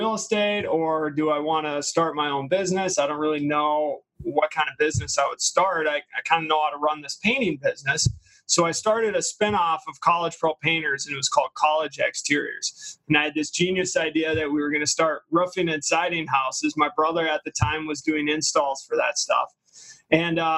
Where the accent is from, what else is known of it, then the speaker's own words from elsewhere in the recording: Brooklyn Park, Minnesota, United States; I grew up in the Twin Cities here. I went to Brooklyn Park. Well, I grew up in Brooklyn Park.